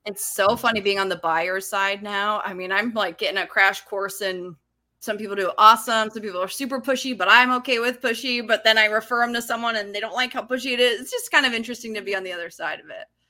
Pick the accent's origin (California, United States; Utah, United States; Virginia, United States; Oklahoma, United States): Utah, United States; moved away as an adult; also born or lived in Los Angeles; I grew up in Utah. I moved to Los Angeles, I think I was twenty-three.